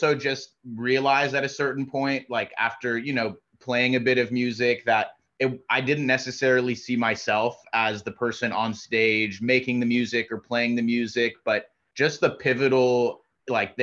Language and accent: English; Los Angeles, California, United States; I was born and raised in LA, in the San Fernando Valley